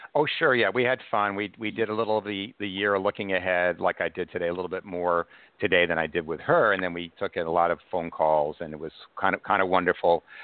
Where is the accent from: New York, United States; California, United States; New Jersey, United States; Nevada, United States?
New York, United States; Cold Spring Harbor; now in New York City, United States; I was raised in uh, Cold Spring Harbor, Long Island, but I live in New York City now